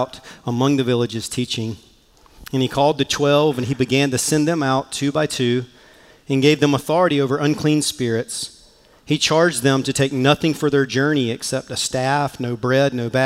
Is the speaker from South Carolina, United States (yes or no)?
yes; Mullins, South Carolina, United States; accent: Southern; moved away; I grew up in the small town of Mullins, South Carolina